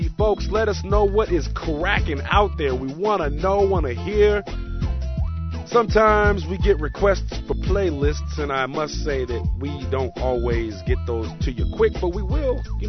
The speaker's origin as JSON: {"language": "English", "town": "Oakland", "region": "California", "country": "United States", "tie": "born or raised there", "said": "we do this out of Oakland, California, our home base, my hometown, Oakland, California. No other city like it in the world."}